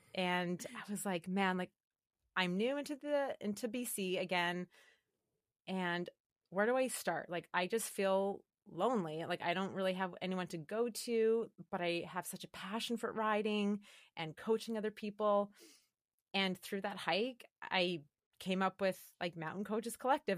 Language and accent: English; Calgary, Alberta, Canada; I grew up in Calgary, Alberta